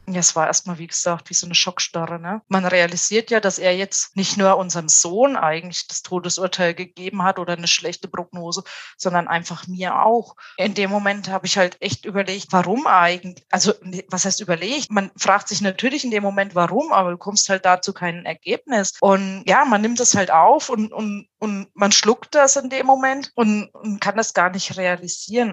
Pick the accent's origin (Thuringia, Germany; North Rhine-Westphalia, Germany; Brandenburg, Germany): Thuringia, Germany; now in Tübingen, Germany; wir sind beide aus Thüringen